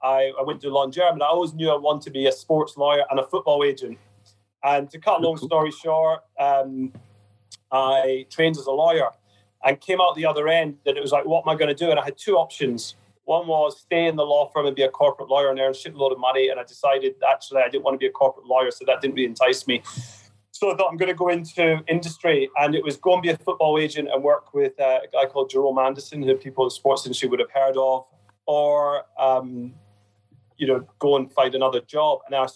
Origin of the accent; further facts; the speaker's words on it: Glasgow, Scotland, United Kingdom; Well, I think as a youngster growing up in Glasgow, you were either Rangers or Celtic, and I got taken to a Rangers game by my late grandpa, so that Rangers became a way of life for me.